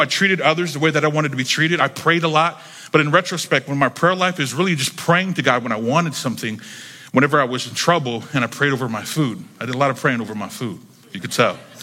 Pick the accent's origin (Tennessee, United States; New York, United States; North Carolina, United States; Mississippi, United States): North Carolina, United States; Jacksonville; moved away as an adult; now in Miami, United States; I grew up in North Carolina